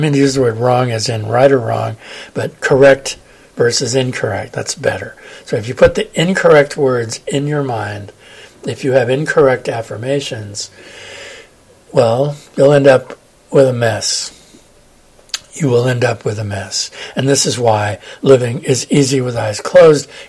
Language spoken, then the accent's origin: English; California, United States; moved away; also born or lived in Massachusetts / Denver, Colorado; I'm from California